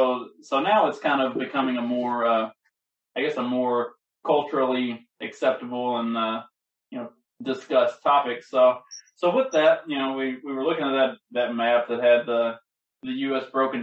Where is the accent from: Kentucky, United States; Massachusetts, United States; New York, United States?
Kentucky, United States; accent: country; also born or lived in Arkansas / Mississippi / Louisiana; now in Indiana, United States; I'm in Indiana and I'm from Kentucky, this part of the world is a lot different from Arkansas, Mississippi, Louisiana, where I also lived for a long time.